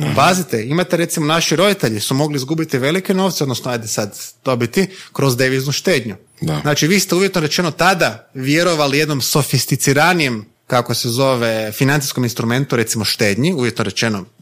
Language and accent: Croatian; Croatia; mi kao Hrvati, ne mislim kao Hrvati kao etnička nego geografska odrednica stanovnici ove države